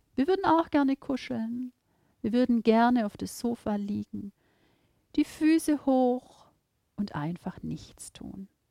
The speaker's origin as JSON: {"language": "German", "region": "Baden-Württemberg", "country": "Germany", "said": "Bei uns in Baden-Württemberg"}